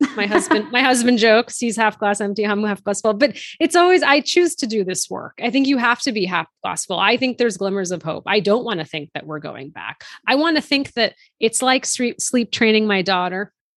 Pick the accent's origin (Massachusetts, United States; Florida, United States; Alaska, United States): Massachusetts, United States; outside of Boston; My younger brother and I were born and raised here in the U S. We were raised outside of Boston.